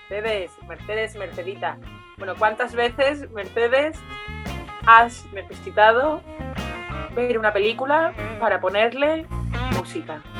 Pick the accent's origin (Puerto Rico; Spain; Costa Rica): Spain; Andalusia; also born or lived in Castilla-La Mancha; yo no, no soy de Madrid. Yo soy andaluza y me crié en los campos manchegos cuando mis padres iban los fines de semana.